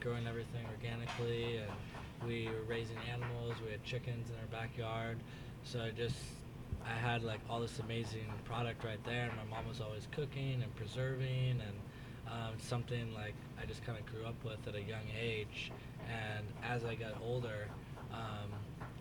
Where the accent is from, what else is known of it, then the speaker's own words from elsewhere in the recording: Washington, United States; moved away as an adult; also born or lived in Miami / Chicago; now in San Francisco, United States; I grew up on the West Coast, from Washington State originally